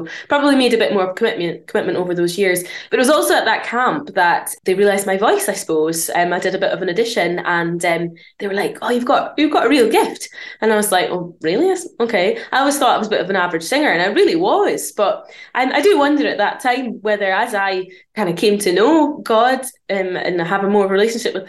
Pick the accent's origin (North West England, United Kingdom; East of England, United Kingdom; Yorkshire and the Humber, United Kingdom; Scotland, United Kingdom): Scotland, United Kingdom; near Aberdeen, northeast of; now in Bathgate, United Kingdom; I'm from Scotland. Originally from the northeast of Scotland, up near Aberdeen.